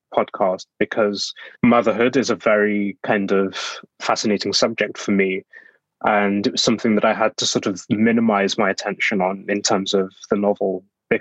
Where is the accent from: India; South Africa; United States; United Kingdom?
United Kingdom; Black Country, West Midlands; now in London, United Kingdom; I'm from the Black Country, which is an area in the West Midlands